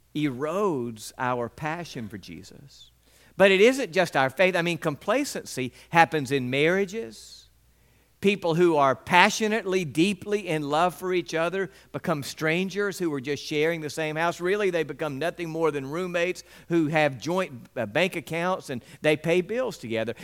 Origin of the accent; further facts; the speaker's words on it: West Point, United States; The entire time that I was growing up in West Point, we had dogs in our backyard